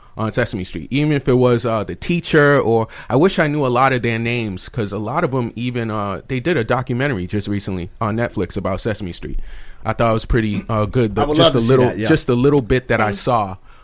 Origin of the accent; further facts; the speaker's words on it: East Coast, United States; growing up on the East Coast